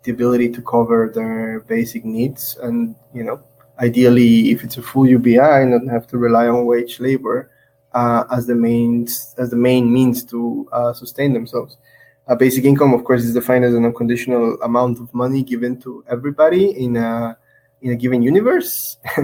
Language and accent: English; Guatemala; moved away as an adult; also born or lived in Taiwan; I'm originally from Guatemala. I went to Taiwan when I was 19 with a scholarship, and I was there for 6 years.